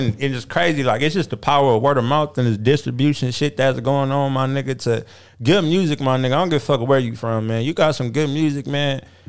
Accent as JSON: {"language": "English", "town": "San Bernardino", "region": "California", "country": "United States", "said": "everybody know I'm from San Bernardino, I'll come move to L.A."}